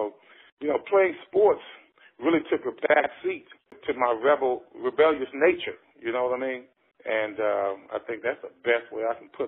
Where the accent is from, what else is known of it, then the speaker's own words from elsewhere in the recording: Texas, United States; You know, we came in uh, to the Richardson School District around the on the heels of of integration.